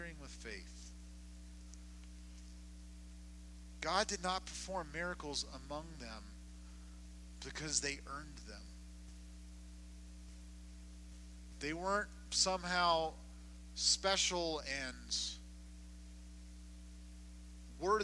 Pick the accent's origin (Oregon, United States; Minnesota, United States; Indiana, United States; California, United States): California, United States; Southern; where I grew up in Southern California